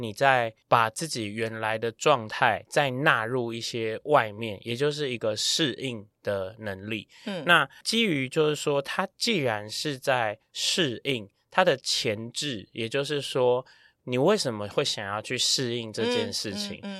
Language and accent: Chinese; Taiwan; 呃，我的这个学历是财务金融，那我是台湾的。